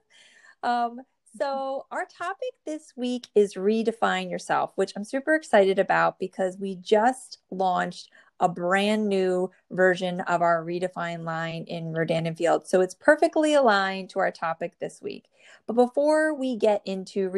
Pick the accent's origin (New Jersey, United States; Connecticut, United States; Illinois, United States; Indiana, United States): New Jersey, United States; born or raised there